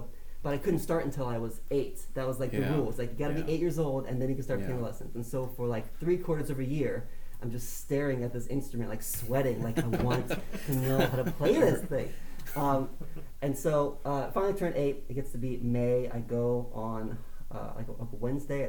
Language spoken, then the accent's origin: English; Tallmadge, Ohio, United States; I grew up in Talmadge, Ohio, just outside of Akron